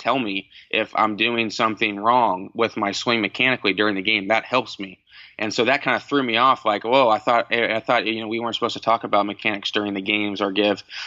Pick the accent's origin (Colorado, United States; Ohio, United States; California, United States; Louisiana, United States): Ohio, United States; Cincinnati; growing up in Cincinnati, I was a Reds fan